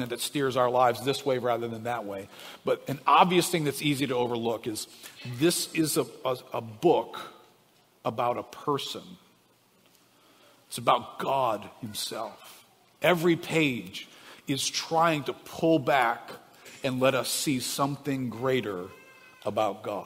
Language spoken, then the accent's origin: English; New Orleans, Louisiana, United States; I grew up here in New Orleans.